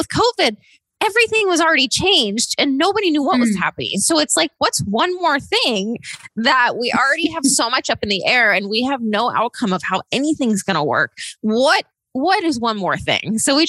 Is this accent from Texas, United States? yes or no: yes; Austin, Texas, United States; I'm from Austin, Texas, and I am the founder and CEO of CosmoGlo